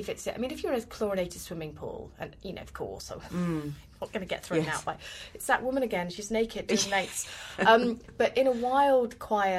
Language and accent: English; United Kingdom; I'm British. We don't do nudity